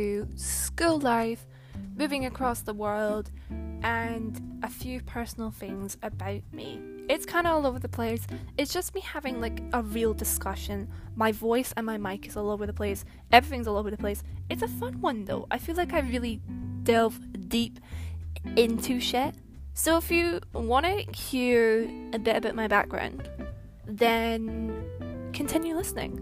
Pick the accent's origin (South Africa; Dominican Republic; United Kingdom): United Kingdom; Glasgow, Scotland; also born or lived in New Zealand; I lived in Glasgow from a very young age, and I lived here until I was about 10. Then I moved to New Zealand for a couple of years